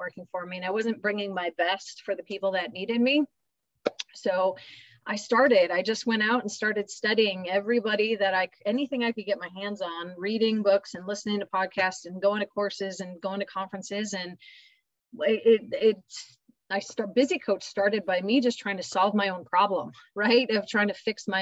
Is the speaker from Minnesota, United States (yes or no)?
yes; Minnesota, United States; I'm Minnesota, born and raised